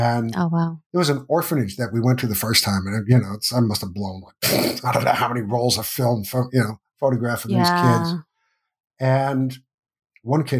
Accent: United States; growing up in the United States

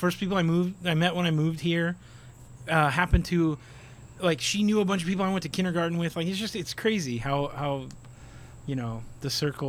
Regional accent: Hammond, Indiana, United States; moved away as an adult; now in Miami, United States; I grew up in Hammond, Indiana.

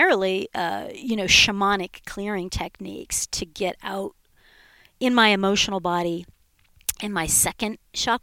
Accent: Southern California, United States; I was raised in Southern California

